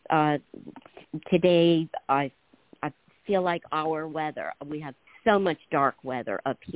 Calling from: Washington, United States; I'm uh, on the in Puget Sound, Washington.

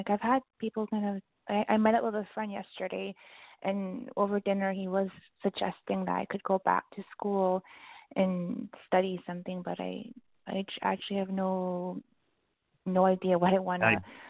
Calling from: Vancouver, British Columbia, Canada; It's Teresa calling from Vancouver.

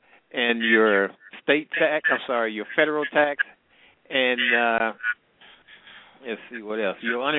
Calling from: Midwest, United States; I'm calling from the Midwest.

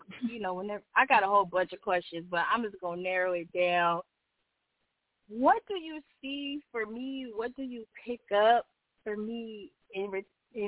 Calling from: Los Angeles, California, United States; I'm calling from Los Angeles.

